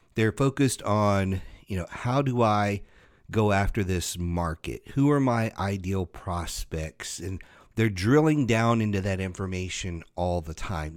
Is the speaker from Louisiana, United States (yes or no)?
yes; Louisiana, United States; I grew up in Louisiana